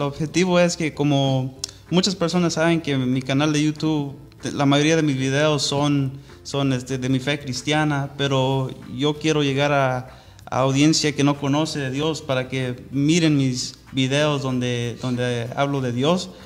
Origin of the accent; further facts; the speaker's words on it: Orange, California, United States; Spanish is a second language; also born or lived in Anaheim, California; nací en la ciudad de Orange, aquí en el condado de Orange